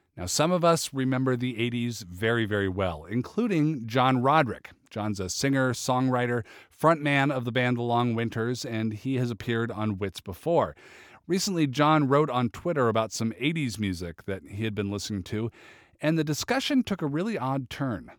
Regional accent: Seattle, Washington, United States; I grew up in Seattle

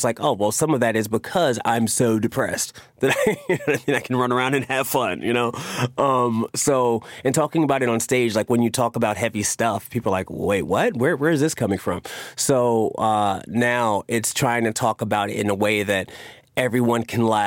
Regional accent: New York, United States; also born or lived in Queens / Harlem; Growing up in New York

